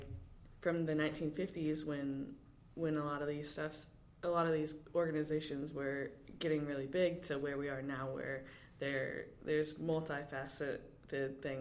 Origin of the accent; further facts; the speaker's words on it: Nebraska, United States; I'm originally from Nebraska, and I currently play for Washington Spirit.